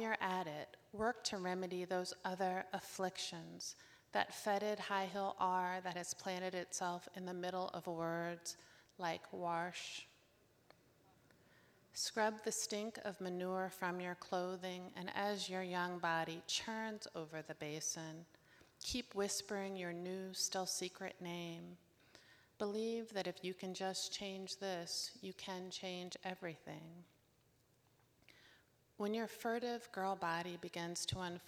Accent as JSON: {"language": "English", "region": "Northern Virginia", "country": "United States", "tie": "born or raised there", "said": "I was born in Northern Virginia"}